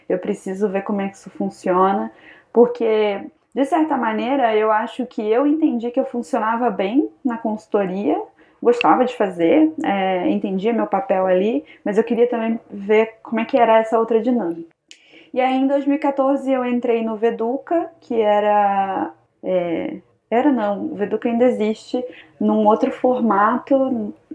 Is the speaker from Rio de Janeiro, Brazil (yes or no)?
yes; interior of Rio de Janeiro, Brazil; moved away as an adult; also born or lived in Ohio, United States; eu sou do interior do Rio de Janeiro